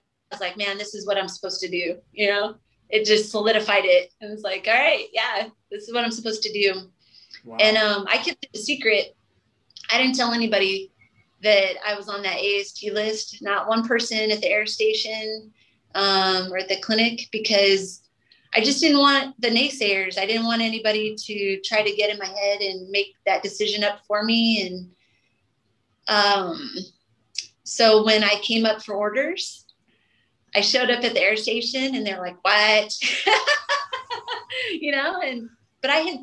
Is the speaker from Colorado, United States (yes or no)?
yes; Colorado, United States; moved away as an adult; I'm from Colorado. I did not grow up in the ocean